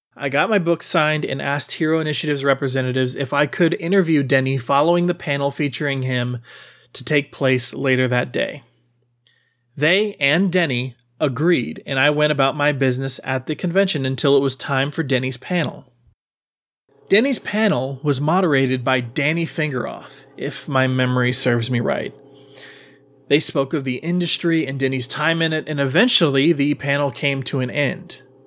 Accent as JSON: {"language": "English", "town": "Austin", "region": "Texas", "country": "United States", "tie": "born or raised there", "said": "my hometown of Austin, Texas"}